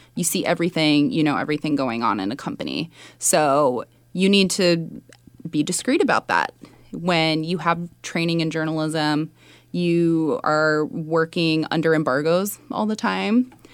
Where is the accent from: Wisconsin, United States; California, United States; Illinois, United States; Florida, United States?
California, United States; Sunnyvale; born or raised there; moved away as an adult; also born or lived in Mountain View, California / New York